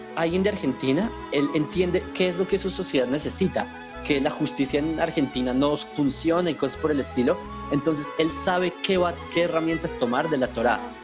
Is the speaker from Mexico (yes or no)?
no; Colombia; accent: Colombian; now in Israel; yo nací en Colombia